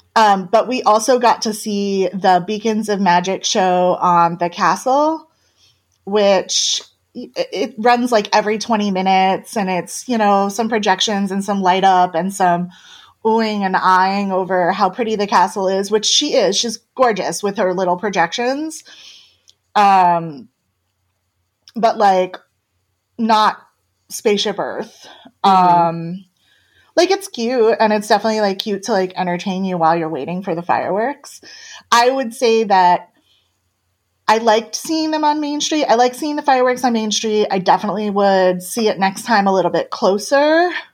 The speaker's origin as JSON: {"language": "English", "region": "Northeast", "country": "United States", "said": "I'm from the Northeast"}